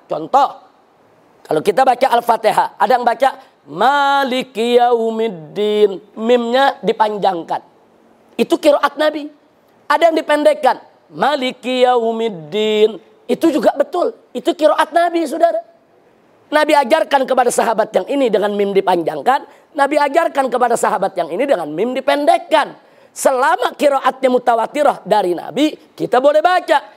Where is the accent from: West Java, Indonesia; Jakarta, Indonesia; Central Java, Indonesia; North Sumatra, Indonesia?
Jakarta, Indonesia; Jujur, kita ini orang Jakarta khususnya.